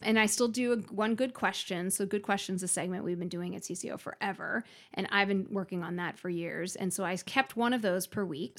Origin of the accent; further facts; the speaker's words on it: Philadelphia, Pennsylvania, United States; moved away as an adult; also born or lived in South Carolina; now in Minnesota, United States; I grew up originally in Philadelphia